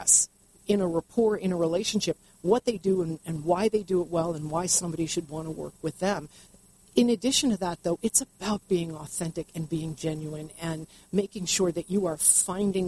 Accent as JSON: {"language": "English", "region": "East Coast", "country": "United States", "said": "I'm from the East Coast"}